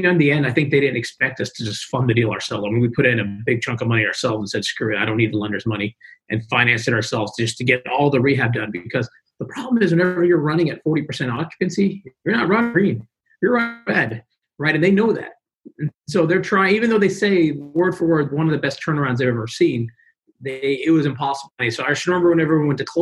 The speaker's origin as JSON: {"language": "English", "town": "Houston", "region": "Texas", "country": "United States", "tie": "born or raised there"}